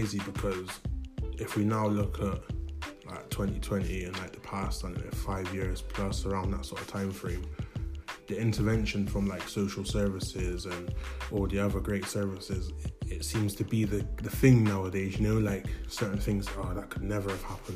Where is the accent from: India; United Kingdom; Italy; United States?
United Kingdom; Bristol, South West England; I was born in Bristol, 1994